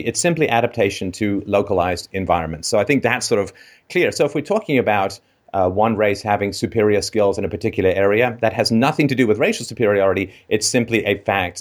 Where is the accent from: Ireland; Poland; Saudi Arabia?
Ireland; I was born in Ireland